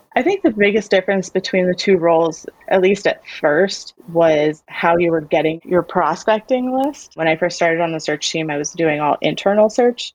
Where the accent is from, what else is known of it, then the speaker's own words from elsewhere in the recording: Warrenton, Virginia, United States; I grew up in Warrenton, Virginia.